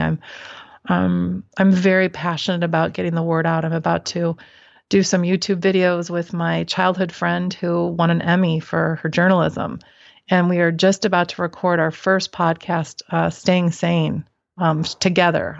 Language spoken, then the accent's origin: English; Midwest, United States; I grew up in the Midwest